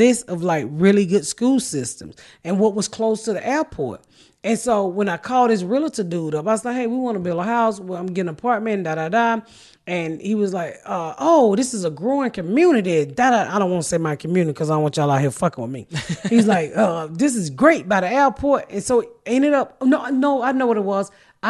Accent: Atlanta, Georgia, United States; So I'm from the South. I'm from Atlanta. Never seen corn like that in my life

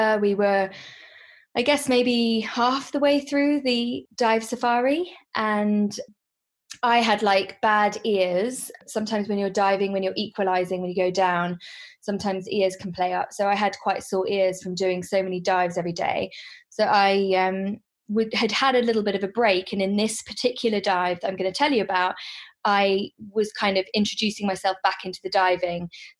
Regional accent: Hong Kong; also born or lived in London, United Kingdom; I actually work in the pharmaceutical industry, and I grew up in Hong Kong. I was born in London, but I grew up most of my life in Hong Kong.

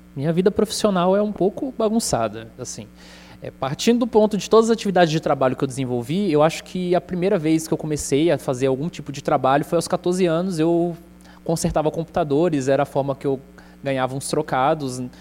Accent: Contagem, Minas Gerais, Brazil; accent: mineiro; also born or lived in São Paulo; now in Goiânia, Brazil; Com um ano eu fui para Contagem, na região metropolitana de Minas Gerais. Então meu sotaque é mineiro

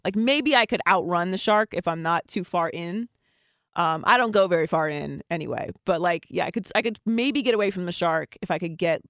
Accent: Pittsburgh, Pennsylvania, United States; So we basically grew up about 20 minutes from each other, and I was just talking about how concerned I am about the Pittsburgh Steelers because, as you know, growing up in Pittsburgh, we do not

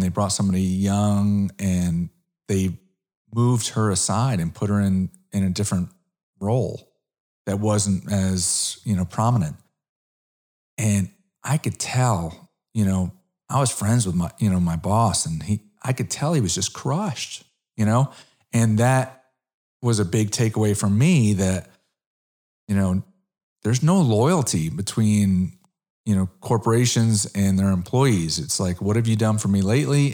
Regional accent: Connecticut, United States; moved away as an adult; also born or lived in South Florida; now in Dallas, United States; I'm originally an East Coast guy. I'm originally from Connecticut

